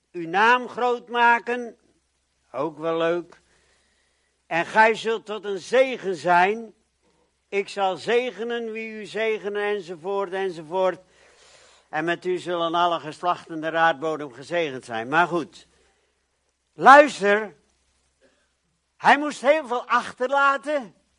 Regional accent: Netherlands; ik ben ook een Nederlander

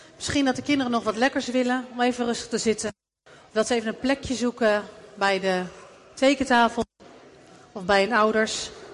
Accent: Netherlands

